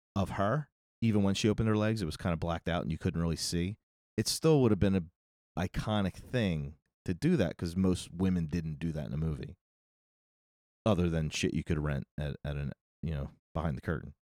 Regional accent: United States; we have an issue with nudity in this country

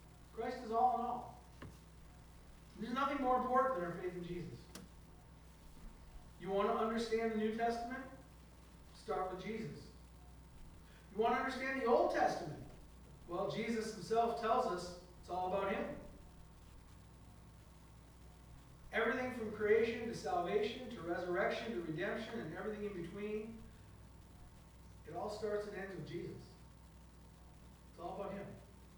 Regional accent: Iron River, Michigan, United States; moved away; it was like my hometown. Just, if you didn't know me, you probably never would have heard of Iron River, Michigan

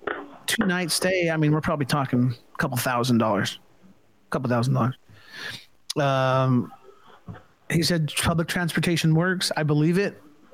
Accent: Stockton, California, United States; we're from California, Central California. I don't know if you've heard of Stockton. That's where I'm from originally

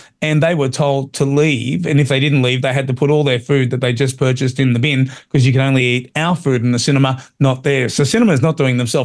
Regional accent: Australia; as an Australian

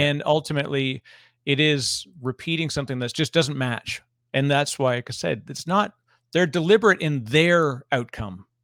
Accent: Toronto, Ontario, Canada; I'm from Toronto originally

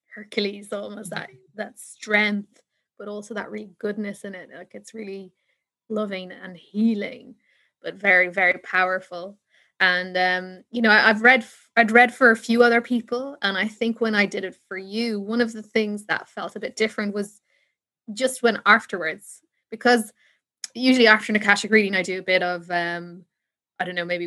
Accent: Ireland; I'm from Ireland

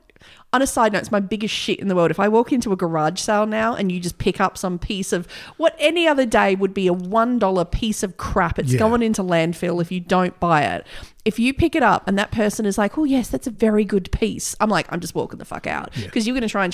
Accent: Australia; Well, we're Australian.

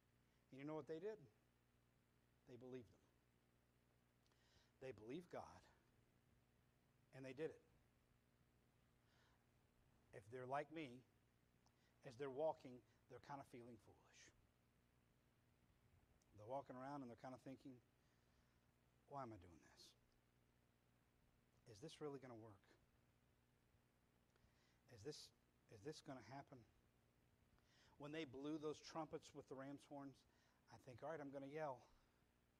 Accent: Atlanta, Georgia, United States; I grew up in Atlanta, Georgia, born and raised

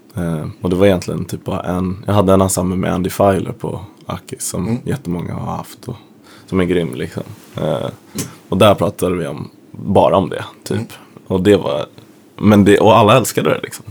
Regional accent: Sweden; kommer dit som svensk och är van att ifrågasätta auktoriteter

